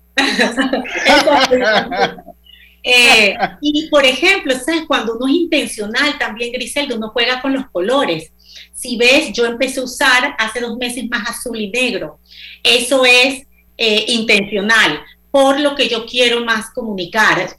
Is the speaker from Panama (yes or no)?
yes; Panama; moved away as an adult; also born or lived in United States; yo soy panameña